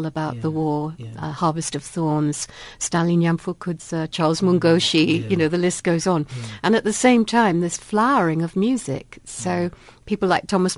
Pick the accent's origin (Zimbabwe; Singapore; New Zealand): Zimbabwe; now in South Africa; I'm Southern African, really, rather than South African, because I grew up in Zimbabwe.